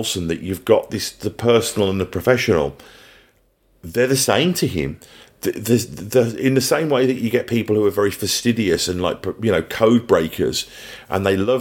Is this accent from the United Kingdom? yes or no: yes; England, United Kingdom; now in New Zealand; being English